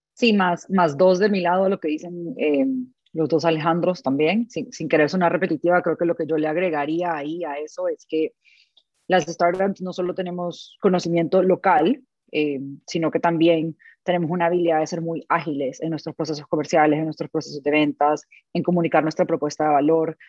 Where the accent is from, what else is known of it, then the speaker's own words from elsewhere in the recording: El Salvador; soy del Salvador